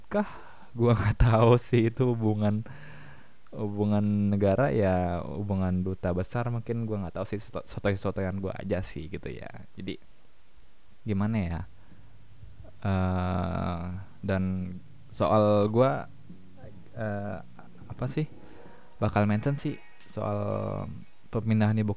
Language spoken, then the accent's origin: Indonesian; Jakarta, Indonesia; gue sebagai orang Jakarta pinggiran mungkin